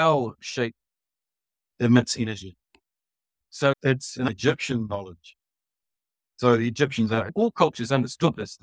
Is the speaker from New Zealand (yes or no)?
yes; New Zealand; I'm from New Zealand